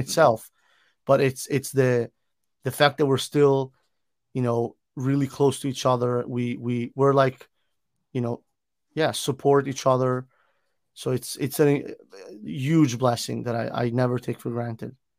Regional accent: Milan, Lombardy, Italy; now in United States; I am originally from Milan, Italy, born and raised in Italy

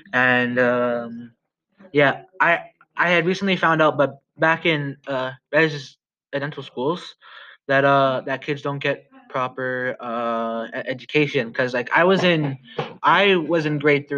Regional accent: Canada; I am from Musketeer First Nation

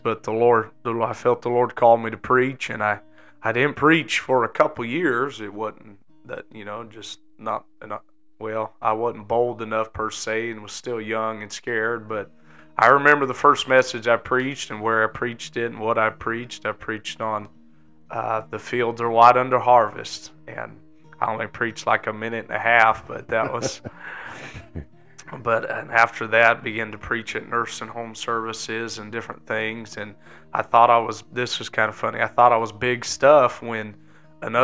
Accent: Southern California, United States; I was born and raised in Southern California

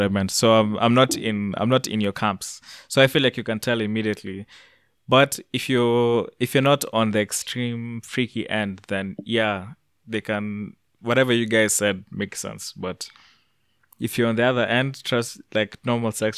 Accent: Canada; I'm from Canada

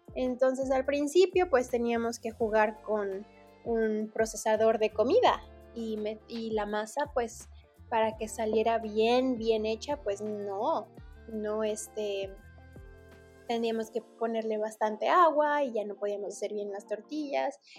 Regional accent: Mexico City, Mexico; also born or lived in Cancún; now in Las Vegas, United States; Yo nací en la Ciudad de México

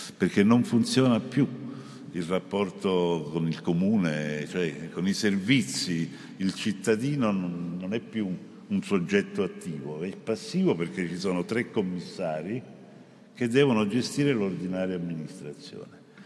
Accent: Naples, Campania, Italy; io penso ovviamente alla mia terra, a Napoli

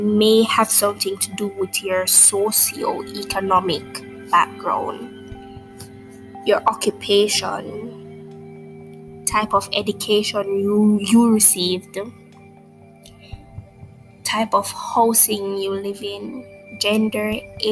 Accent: Jamaica; I'm speaking from the Jamaican perspective

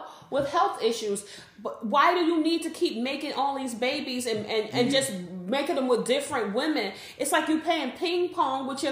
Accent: East Coast, United States; I'm from the East Coast

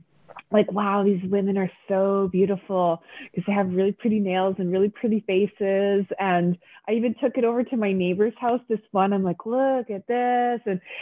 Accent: Canada; in Canada.

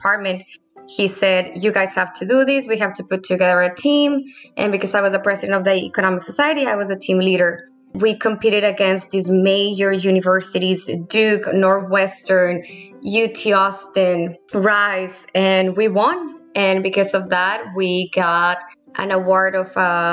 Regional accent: Piedras Negras, Coahuila, Mexico; moved away; also born or lived in Edinburg, Texas; Yes, I was born and raised in Piedras Negras, Coahuila, Mexico.

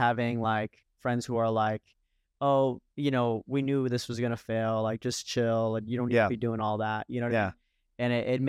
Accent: Fort Lauderdale, Florida, United States; one of the reasons why I left Florida, because I'm originally from Fort Lauderdale

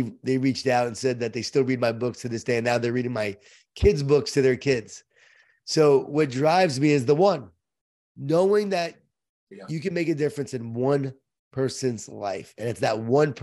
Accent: Long Island, New York, United States; I was from Long Island

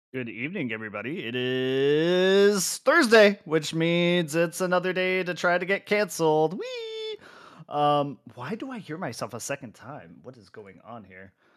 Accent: United States; As an American

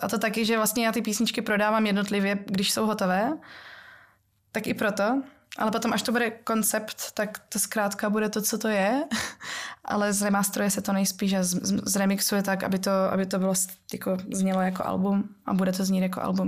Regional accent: Ostrava, Moravian-Silesian Region, Czechia; já pocházím z Ostravy, kde se ještě jako m- babička trochu po našemu mluví a ta polština to tam ovlivňuje

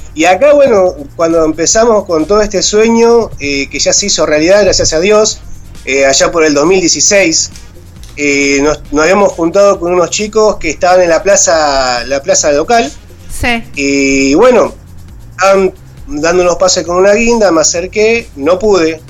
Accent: La Paz, Entre Ríos, Argentina; also born or lived in Buenos Aires; now in Ibicuy, Argentina; soy oriundo de, otra localidad de, de Entre Ríos, La Paz, Entre Ríos

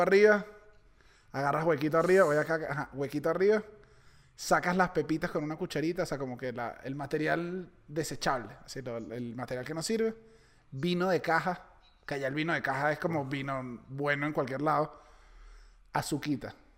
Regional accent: Venezuela; moved away; also born or lived in Chile; los venezolanos no bebemos tanto

